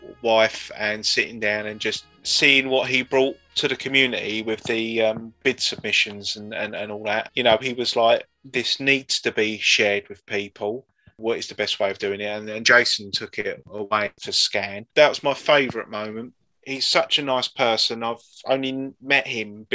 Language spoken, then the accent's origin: English; United Kingdom; in our DNA as being British